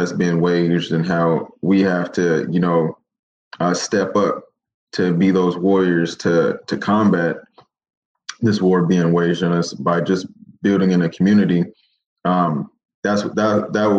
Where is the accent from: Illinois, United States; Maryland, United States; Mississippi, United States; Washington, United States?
Washington, United States; Seattle; also born or lived in Kent, Washington; But I grew up in the Central District. Born and raised in Seattle.